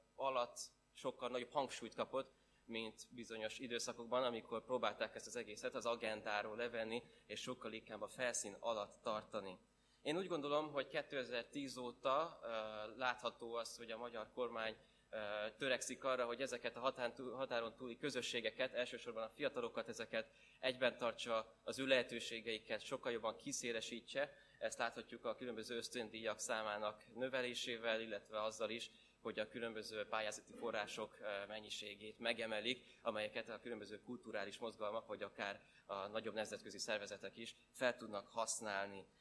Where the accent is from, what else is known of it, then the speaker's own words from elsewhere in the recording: Esztergom, Komárom-Esztergom, Hungary; én Esztergomból származom